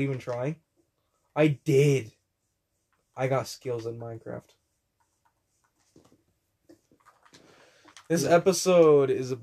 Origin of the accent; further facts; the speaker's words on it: United States; I'm American